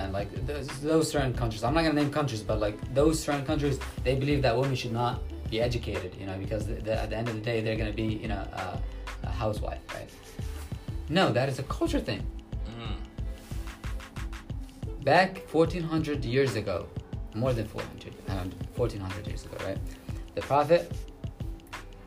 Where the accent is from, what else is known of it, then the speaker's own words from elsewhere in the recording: Yemen; now in New York City, United States; I'm from Yemen